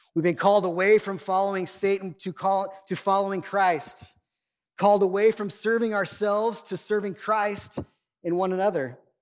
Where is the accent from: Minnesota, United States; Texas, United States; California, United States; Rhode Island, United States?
California, United States; Oildale; also born or lived in Bakersfield, California; My family, we moved away from Oildale. I was like 20 years old, and we moved out east side of town